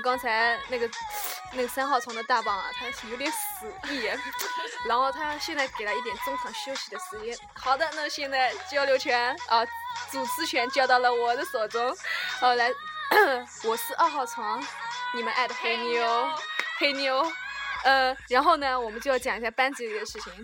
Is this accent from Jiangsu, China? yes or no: yes; Suzhou, Jiangsu, China; 我们是苏州人